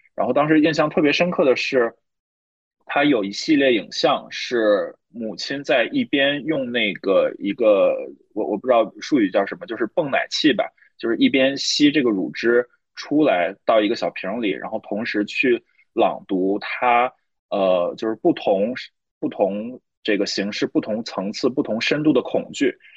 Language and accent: Chinese; Northeast China, China; now in Shanghai, China; 我在东北生活长大